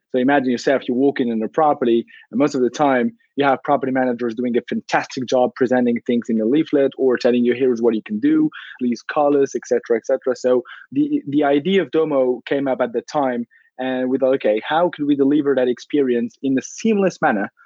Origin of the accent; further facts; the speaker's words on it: Morocco; moved away; also born or lived in Paris; I'm originally from Morocco